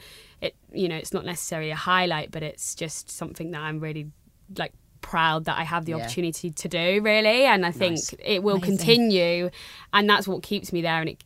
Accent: Jersey; also born or lived in Brighton; I'm from Jersey. I was, you know, I went to school here. Went to uni off island. I came back.

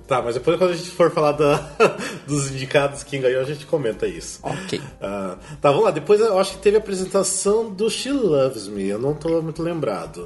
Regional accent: Brazil; como brasileiro

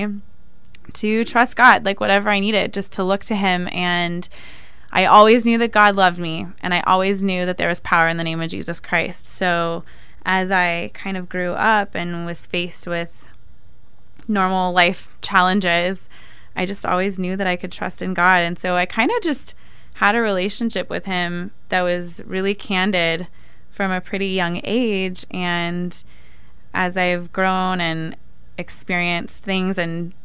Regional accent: Benicia, California, United States; also born or lived in San Diego; I grew up in the San Francisco Bay Area in a little town called Benicia, at least until I was a teenager, and then my family moved to San Diego

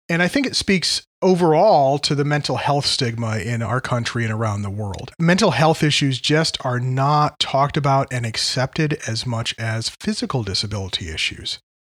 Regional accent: Connecticut, United States; where I grew up in Connecticut

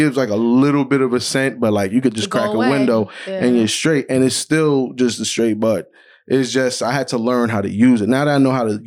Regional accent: New York, United States; I'm a nigga from New York

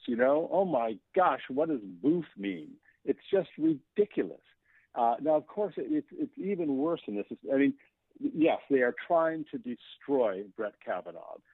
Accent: Maine, United States; I grew up in Maine

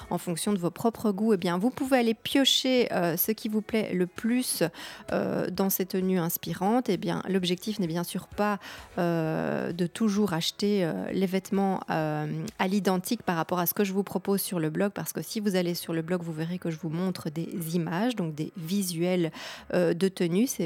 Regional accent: Belgium; puisque vous savez que je suis belge, peut-être ou pas.

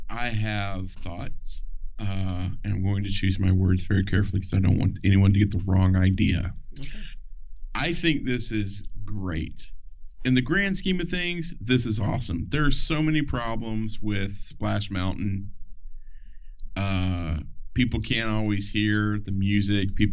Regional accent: the South, United States; also born or lived in North; I that I grew up in the South. Okay. I I was also uh, grew up in the North too, so I have a weird perspective on life.

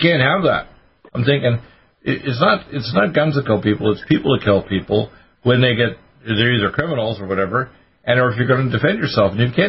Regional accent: Canada; also born or lived in Detroit, United States; Right. I was born in Detroit, but I was raised in Canada.

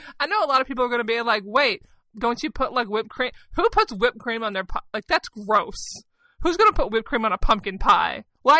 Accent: the South, United States; I come from the South.

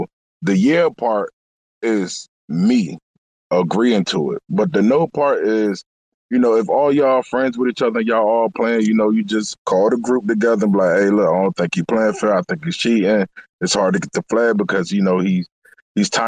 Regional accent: Norfolk, Virginia, United States; I'm from Norfolk, Virginia.

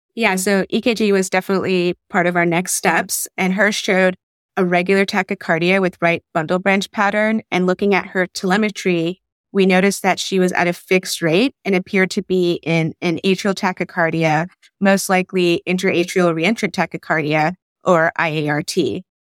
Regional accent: Raleigh, North Carolina, United States; also born or lived in Bangladesh; I'm from Raleigh by way of Bangladesh

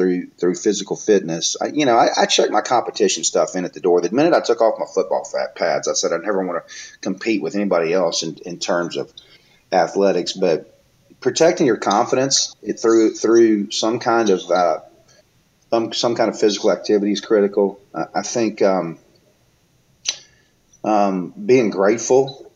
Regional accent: Mobile, Alabama, United States; I'm from Mobile, so we call it the Bama.

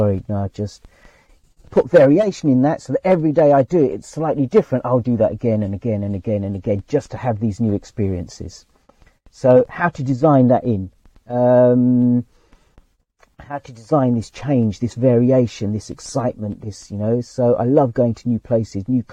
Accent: England, United Kingdom; I was born in England, but I'm not English.

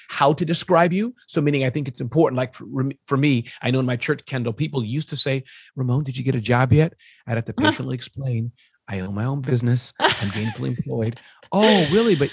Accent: China; born there; I was born in China and I speak fluent Mandarin.

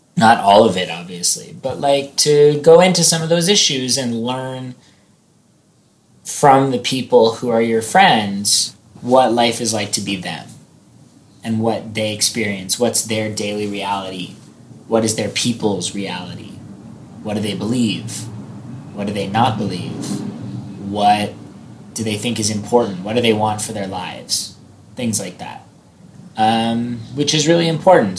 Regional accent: United States; as an American

